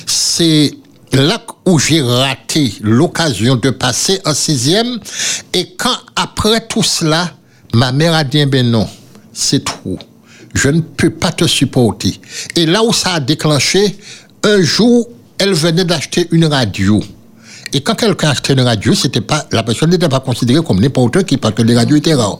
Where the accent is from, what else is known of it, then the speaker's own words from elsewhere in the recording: Le Prêcheur, Martinique; Et quand j'ai revu là, là où j'ai grandi